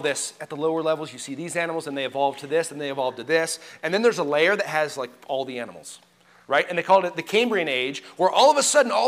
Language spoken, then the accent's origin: English; Colorado, United States; I grew up in Colorado